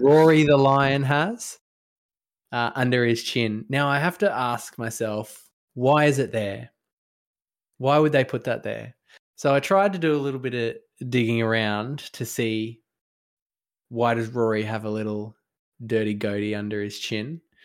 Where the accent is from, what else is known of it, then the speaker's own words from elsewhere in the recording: Australia; as a Australian citizen